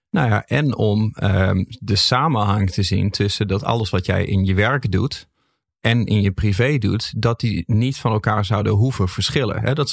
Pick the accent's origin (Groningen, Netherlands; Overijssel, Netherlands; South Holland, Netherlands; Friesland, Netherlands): Groningen, Netherlands; ben een Groninger.